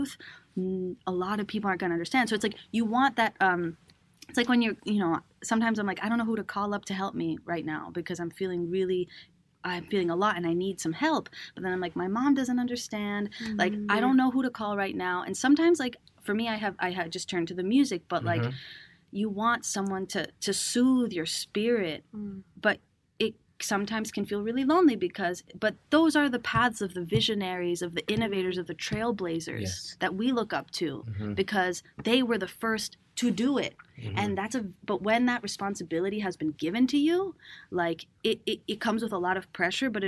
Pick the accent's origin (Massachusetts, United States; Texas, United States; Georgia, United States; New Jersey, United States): Massachusetts, United States; Cambridge; also born or lived in Venezuela; now in New York, United States; growing up in Cambridge